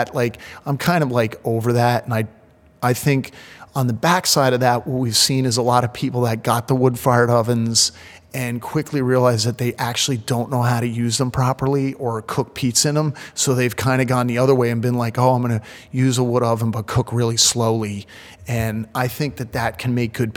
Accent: New Jersey, United States; now in New York City, United States; when I was a kid growing up in New Jersey

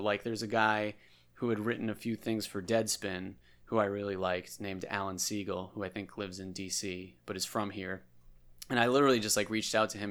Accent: Andover, Massachusetts, United States; We grew up in Andover together

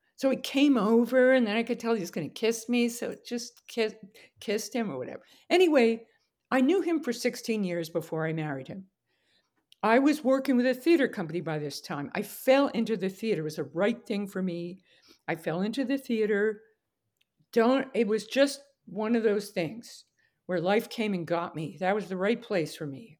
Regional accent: Westchester, New York, United States; I was born in New York, New York, and raised in Westchester

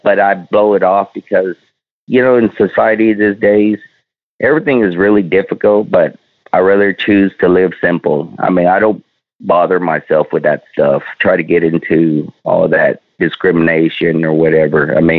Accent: Cotton Center, Texas, United States; also born or lived in Vietnam; Well, I was born in Vietnam. I'm Chinese descended, born in Vietnam. We migrated to America, or came over here in 1975 during the fall of Saigon. We ended up in a small town called Cotton Center.

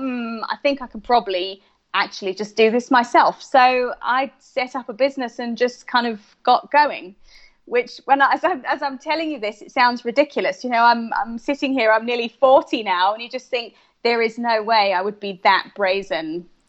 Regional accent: United Kingdom; I'm from the UK, so I'm British.

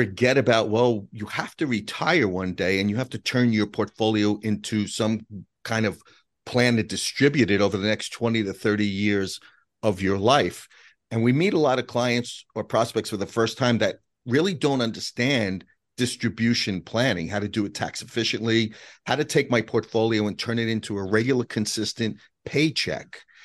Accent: New York City, New York, United States; we grew up in Whitestone, Queens

